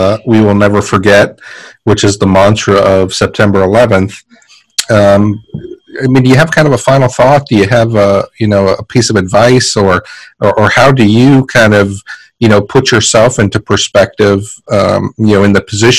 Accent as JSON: {"language": "English", "town": "New York City", "region": "New York", "country": "United States", "tie": "born or raised there", "said": "for me, I grew up in New York City, and I'm always showing homage to the city I grew up"}